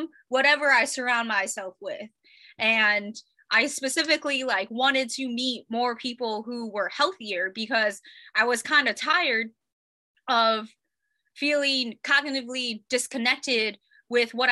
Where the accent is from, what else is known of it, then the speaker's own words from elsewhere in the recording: Ohio, United States; also born or lived in Colorado; now in San Diego, United States; I'm actually from Ohio. And then moved out to Colorado